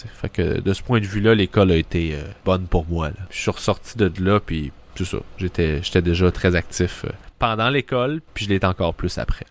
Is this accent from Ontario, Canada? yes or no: no; Sainte-Julie, Quebec, Canada; C'était dans une polyvalente à saint julie là où j'ai grandi